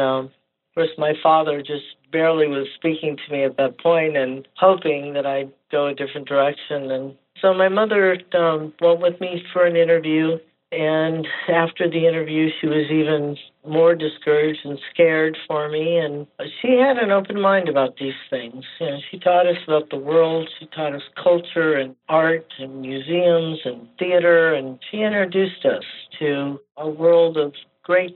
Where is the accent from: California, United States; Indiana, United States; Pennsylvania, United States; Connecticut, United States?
California, United States; north of L.A.; I was raised in California, north of L.A., about 30 miles